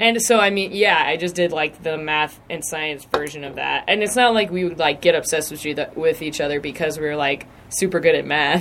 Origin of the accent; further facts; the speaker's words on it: Lancaster, South Carolina, United States; I'm from Lancaster, South Carolina, like right across the border.